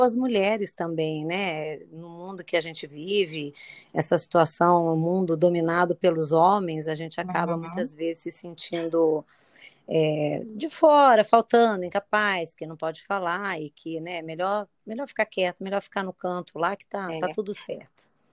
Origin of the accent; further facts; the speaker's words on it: São Paulo, Brazil; now in Niterói, Brazil; Eu sou de São Paulo, mas há muitos anos moro aqui em Niterói